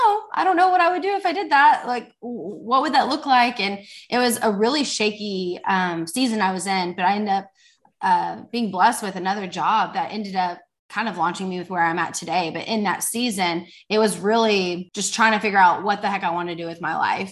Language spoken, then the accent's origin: English; Fort Worth, Texas, United States; I am from Fort Worth, Texas.